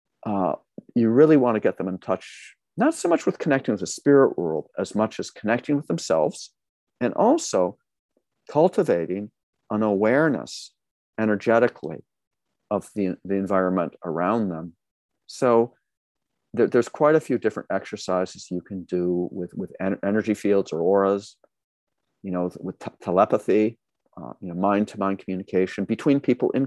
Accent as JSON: {"language": "English", "region": "Massachusetts", "country": "United States", "tie": "born or raised there", "moved": "yes", "lives_now": "California, United States", "said": "I grew up in Massachusetts"}